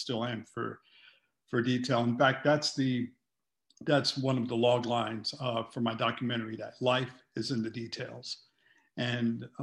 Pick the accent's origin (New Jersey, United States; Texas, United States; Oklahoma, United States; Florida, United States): New Jersey, United States; Colonia; now in Los Angeles, United States; I'm from Colonia